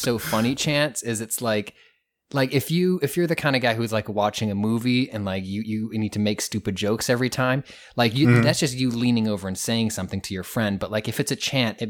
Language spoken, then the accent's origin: English; Portland, Maine, United States; moved away as an adult; now in New York City, United States; my hometown, like 5 minutes from where I lived